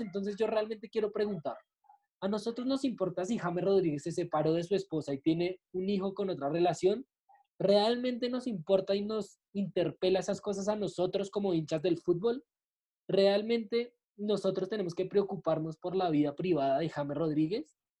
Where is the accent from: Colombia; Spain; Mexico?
Colombia; como colombianos